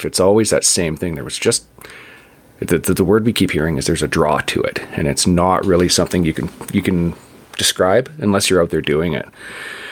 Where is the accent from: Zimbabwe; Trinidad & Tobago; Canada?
Canada; Vancouver, British Columbia; I grew up in Vancouver